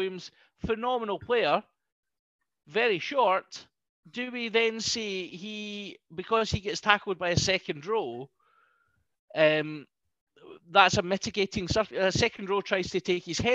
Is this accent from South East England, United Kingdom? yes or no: no; Scotland, United Kingdom; being Scottish